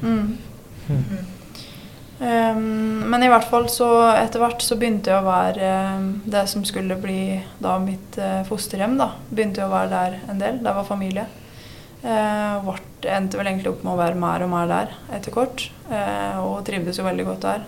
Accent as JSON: {"language": "Norwegian", "town": "Vinstra", "region": "Innlandet", "country": "Norway", "tie": "born or raised there", "also_born_or_lived": "Fron", "moved": "yes", "said": "Jeg er fra Vinstra. Alle hvor er jeg egentlig fra, men ja, jeg sier jeg er fra Vinstra. Ja. Det er der jeg har vokst opp, i hvert fall."}